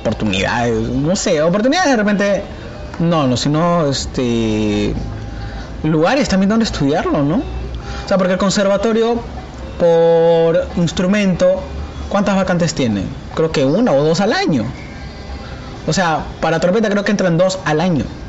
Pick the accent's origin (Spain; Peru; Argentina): Peru; como peruano, yo quiero ser censado porque soy parte del Perú